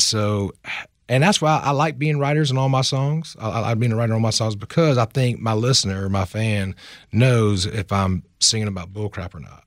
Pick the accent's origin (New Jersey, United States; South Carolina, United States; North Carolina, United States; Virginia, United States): South Carolina, United States; Sumter; my hometown, and I have to have mom and daddy in it.